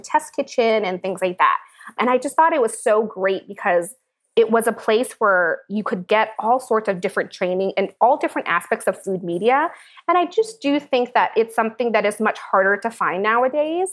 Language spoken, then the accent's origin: English; Seattle, Washington, United States; moved away; I was born in Seattle, Washington to Priscilla Tran, my wonderful mother